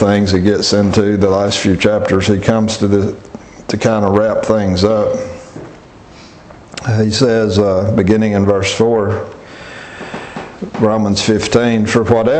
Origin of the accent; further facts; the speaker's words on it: Alabama, United States; growing up in Alabama, I'm familiar with things like wisteria and mimosa trees